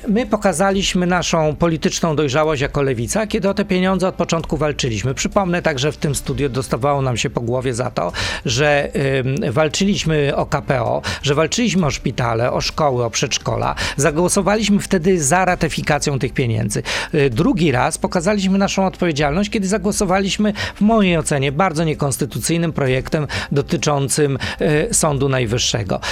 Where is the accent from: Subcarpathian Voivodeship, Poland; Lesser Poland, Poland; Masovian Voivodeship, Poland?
Subcarpathian Voivodeship, Poland; Krosno; moved away; Ja jestem chłopakiem z Krosna